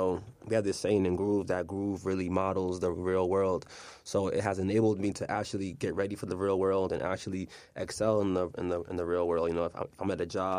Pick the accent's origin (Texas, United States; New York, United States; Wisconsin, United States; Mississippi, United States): New York, United States; moved away as an adult; now in Philadelphia, United States; I'm from New York, you know, I'm from Douglas Project, so I came all the way out here to Philly